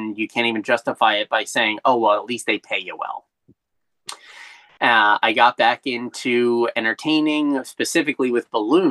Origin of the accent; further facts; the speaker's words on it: Ocean City, New Jersey, United States; also born or lived in Wildwood, New Jersey; I grew up in Wildwood until I was about 8 when we moved to Ocean City